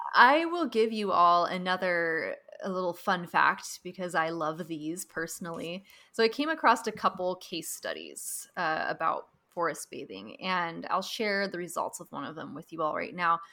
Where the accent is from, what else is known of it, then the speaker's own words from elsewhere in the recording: Pacific Northwest, United States; now in California, United States; growing up in the Pacific Northwest